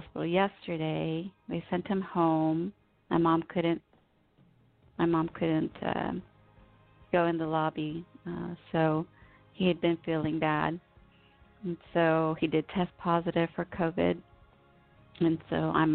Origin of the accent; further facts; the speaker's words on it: United States; I was born here in the United States